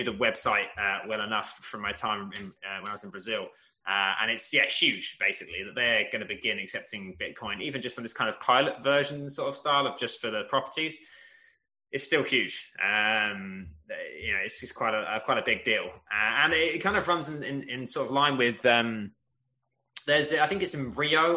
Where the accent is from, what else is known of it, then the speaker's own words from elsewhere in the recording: England, United Kingdom; I'm the English one